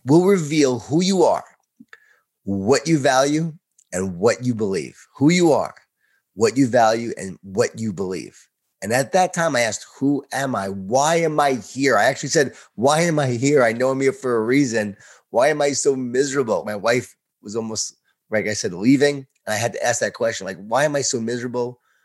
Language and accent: English; Long Island, New York, United States; born or raised there